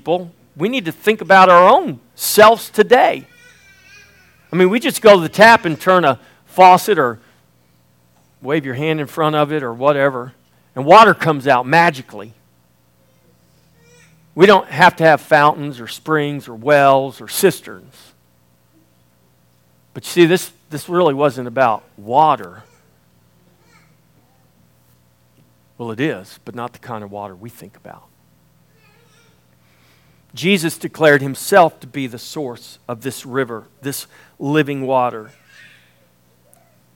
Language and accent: English; Indianola, Texas, United States; I'm from the Texas coast down in Indianola